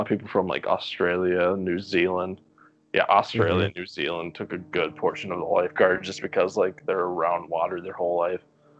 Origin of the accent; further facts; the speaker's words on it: North Dakota, United States; I'm from North Dakota